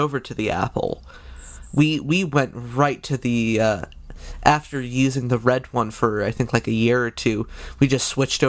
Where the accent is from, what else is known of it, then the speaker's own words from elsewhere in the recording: Canada; because I'm Canadian